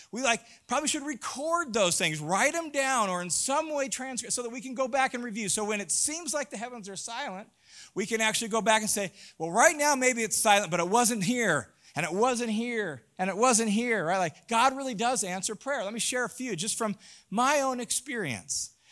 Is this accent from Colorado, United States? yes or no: no; Tacoma, Washington, United States; I grew up in Tacoma, Washington. Rains a lot